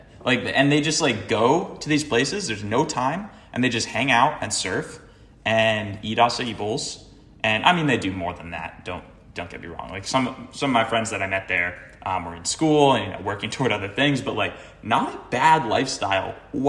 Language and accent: English; Cape Cod, Massachusetts, United States; also born or lived in Boston; now in Los Angeles, United States; I'm from Cape Cod originally.